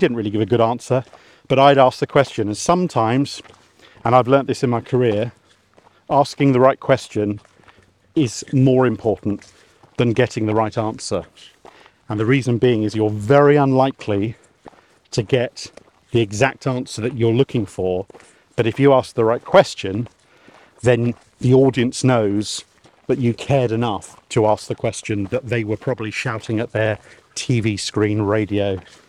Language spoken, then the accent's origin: English; England, United Kingdom; I'm English, I must be from Narnia.